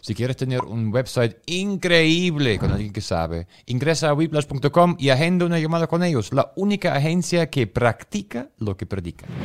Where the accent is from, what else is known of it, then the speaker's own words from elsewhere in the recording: Germany; como alemán